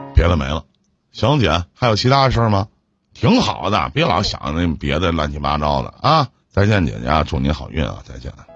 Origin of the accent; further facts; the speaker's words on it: Northeast China, China; 我们东北这边叫泽罗儿